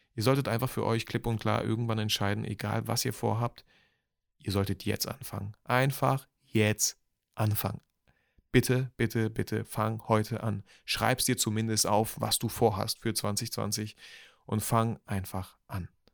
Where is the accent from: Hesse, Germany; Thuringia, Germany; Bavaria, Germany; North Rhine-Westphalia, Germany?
North Rhine-Westphalia, Germany; Bielefeld; Ich komme auch aus Bielefeld